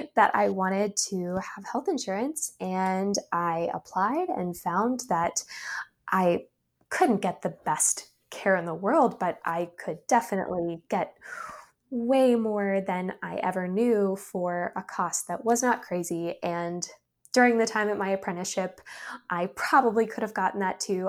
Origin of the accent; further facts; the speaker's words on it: North Carolina, United States; also born or lived in New York; my home state of North Carolina